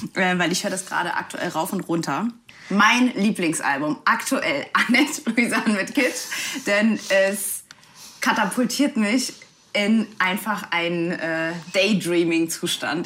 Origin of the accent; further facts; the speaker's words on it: Saarland, Germany; Ich komme ja aus dem Saarland